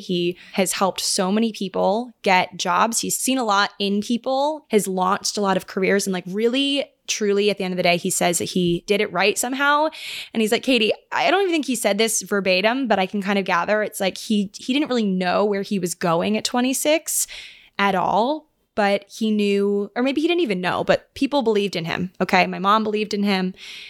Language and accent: English; Annapolis, Maryland, United States; born there; they were living together in this couple's upstairs room in downtown Annapolis, where I was born in Maryland.